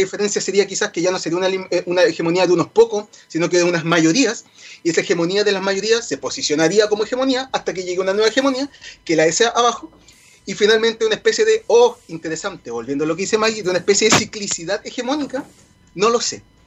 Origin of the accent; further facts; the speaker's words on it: Chile; nos hace sentir orgullosos como chilenos